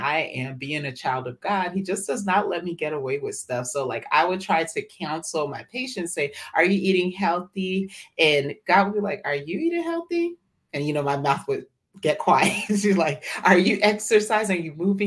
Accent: Atlanta, Georgia, United States; I am born and raised in Atlanta, Georgia, ATL, and to West African parents from Liberia, West Africa. So I'm first generation American

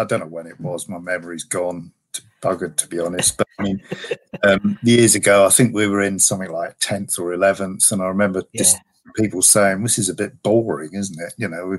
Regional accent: Bedford, East of England, United Kingdom; I was born and brought up in Bedford, and I know there's always, or there was anyway, a fairly healthy supply of West Ham fans in Bedford.

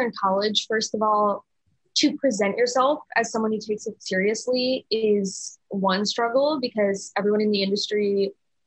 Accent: Princeton, New Jersey, United States; I am from Princeton

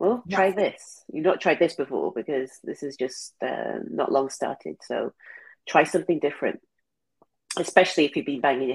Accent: England, United Kingdom; moved away; I'm from England

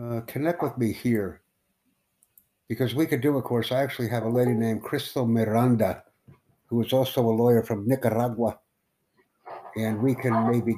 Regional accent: United States; I'm from the Estados Unidos, man. I'm from the United States.

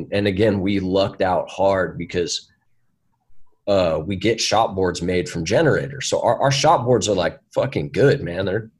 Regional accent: San Francisco, California, United States; born there; I was born in San Francisco in the city only because that's where my mom was at the moment.

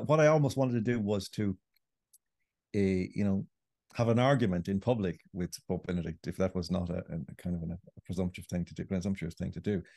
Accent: Ireland; I grew up in Ireland

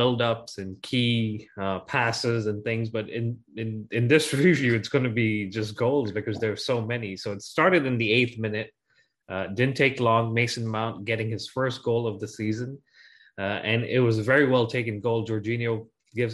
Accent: Ghana; now in Connecticut, United States; Jackie and I were growing up in Ghana

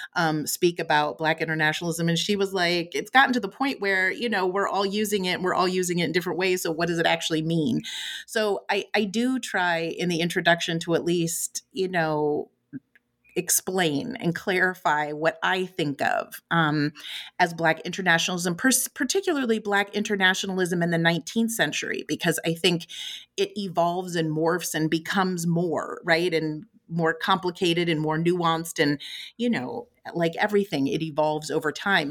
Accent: West Coast, United States; also born or lived in Chicago, Illinois / San Francisco Bay Area; I was raised mostly on the West Coast, um, spent some time in the San Francisco Bay Area.

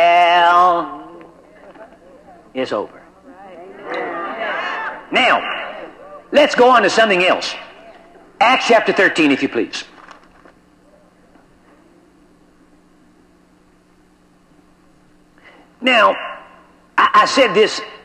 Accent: United States; I am an American, and I am in America

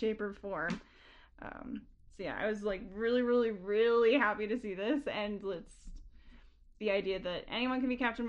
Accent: Canada; as a Canadian

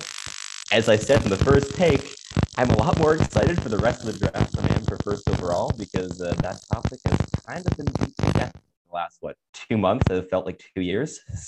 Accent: Montreal, Quebec, Canada; Despite growing up in Montreal, which is like, you think that's impossible, but it kind of just happened with me.

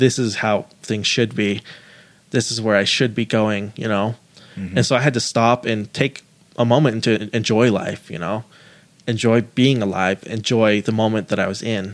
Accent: United States; I'm an American, but I also, my roots come from Japan. They come from the Middle East and Pakistan

